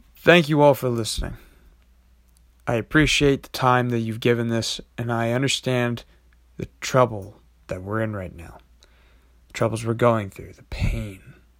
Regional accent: United States; as an American

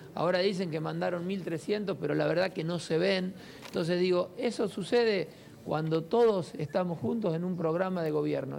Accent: Santa Fe, Argentina; a media cuadra eh, de aquí, en donde hice toda mi infancia y toda, toda mi adolescencia

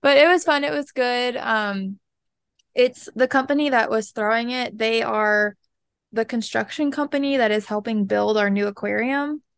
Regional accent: Lower Keys, Florida, United States; we're from the Lower Keys

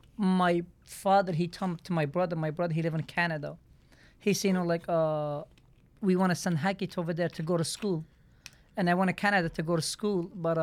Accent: Turkey; English is a second language; You know, Turkey, so like, we are 18 brothers, sister.

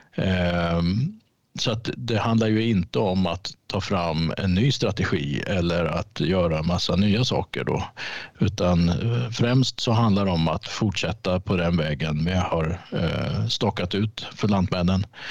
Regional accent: Norrköping, Östergötland, Sweden; jag är född och uppvuxen i Norrköping, så mm. jag är östgöte.

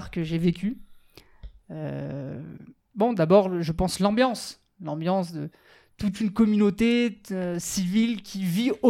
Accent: Sarcelles, Île-de-France, France; also born or lived in Paris; now in Israel; je suis né à Paris, j'ai vécu à Sarcelles.

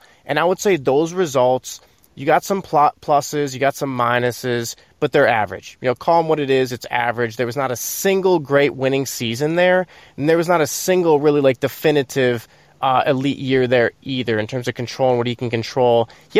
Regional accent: Wisconsin, United States; we're from Wisconsin. We're in Wisconsin.

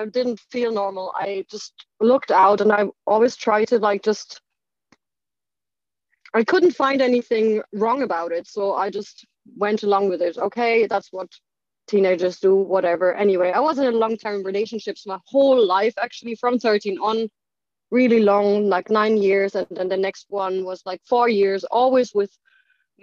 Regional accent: Germany; moved away as an adult; also born or lived in Ireland / United Kingdom; I obviously grew up in Germany. So I grew up in Germany

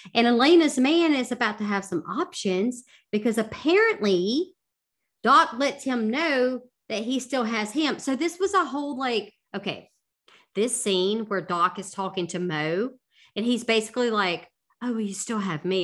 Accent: the South, United States; I'm from the South

